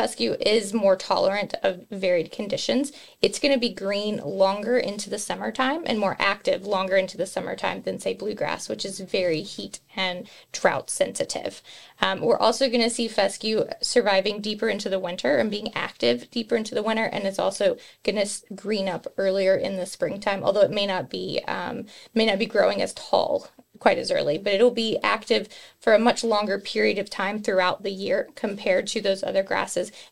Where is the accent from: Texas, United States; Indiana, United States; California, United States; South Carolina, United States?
Texas, United States; West; moved away as an adult; now in Kentucky, United States; I am native from West Texas, came here for the Kentucky Corn Management Internship Program back in 2007 and fell in love with industry and never left